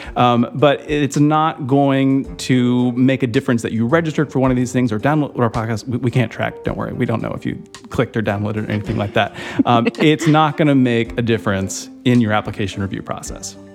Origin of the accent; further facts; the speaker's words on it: suburbs of Georgia, United States; I'm from the suburbs of Georgia